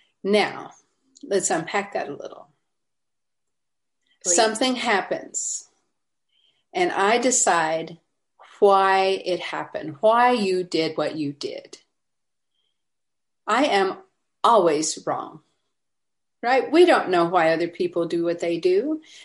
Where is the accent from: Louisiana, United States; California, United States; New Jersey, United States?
Louisiana, United States; now in Atlanta, United States; so I moved to Atlanta from Louisiana, where we think that if there's two cars at the traffic light, we're in traffic.